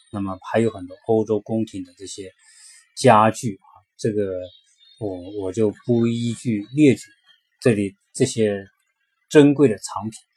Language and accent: Chinese; China; 我们中国人